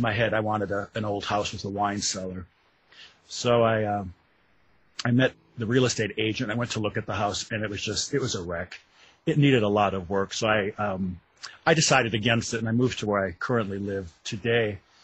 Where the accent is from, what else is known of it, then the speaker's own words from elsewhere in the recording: Wisconsin, United States; moved away as an adult; now in Louisville, United States; I live in Louisville, Kentucky. I'm not uh, a native. I'm from Wisconsin originally. I moved to Louisville in the 90s to go to graduate school